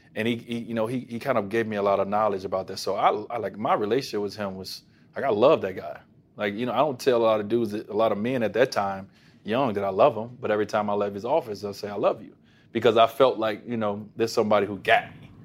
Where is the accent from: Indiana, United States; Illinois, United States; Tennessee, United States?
Illinois, United States; Chicago; moved away; also born or lived in Robbins, Illinois; It was my hometown